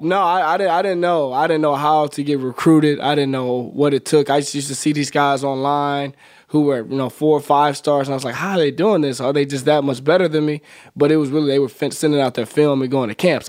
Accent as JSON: {"language": "English", "town": "Birmingham", "region": "Alabama", "country": "United States", "also_born_or_lived": "Nebraska", "moved": "yes", "said": "I'm from Birmingham, uh, right outside the city, from a small little community called Smithfield"}